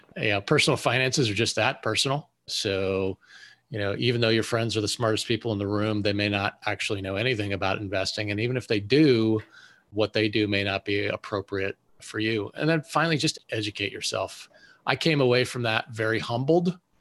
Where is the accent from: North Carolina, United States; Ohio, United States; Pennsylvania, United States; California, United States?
Pennsylvania, United States; Western; moved away as an adult; I grew up in Western Pennsylvania and joined the Navy to fly airplanes